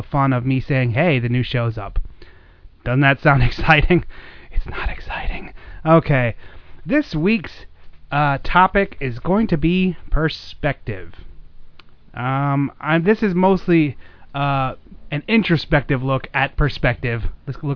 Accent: United States; as being an American

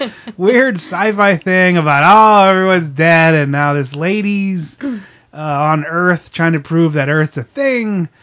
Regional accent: Pennsylvania, United States; we grew up in Pennsylvania.

